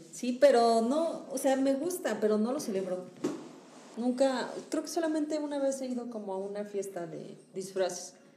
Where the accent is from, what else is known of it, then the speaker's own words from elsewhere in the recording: Hidalgo, Mexico; moved away; en Hidalgo, que digo que es mi pueblo